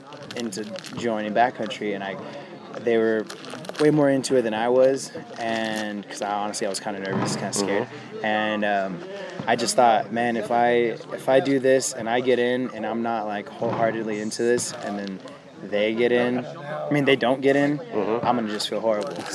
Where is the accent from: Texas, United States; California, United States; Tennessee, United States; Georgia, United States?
California, United States; San Bernardino; San Bernardino, California.